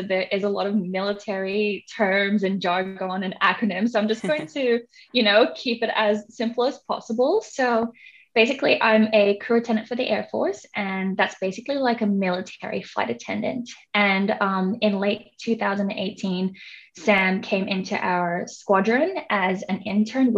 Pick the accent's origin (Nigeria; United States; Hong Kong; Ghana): Hong Kong; moved away as an adult; now in Australia; I was born and raised in Hong Kong, and then I came to Australia around mid-2012.